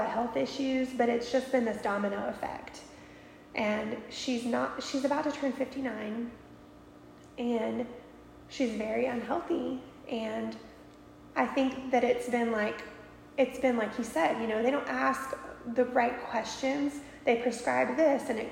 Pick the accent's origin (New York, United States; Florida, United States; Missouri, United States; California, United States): Florida, United States; near Destin; moved away as an adult; also born or lived in Alaska; I grew up in Florida